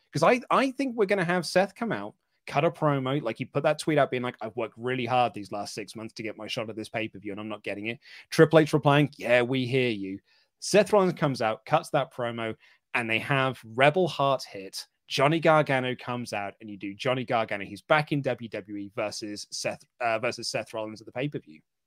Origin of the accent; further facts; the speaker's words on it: England, United Kingdom; here in the U K.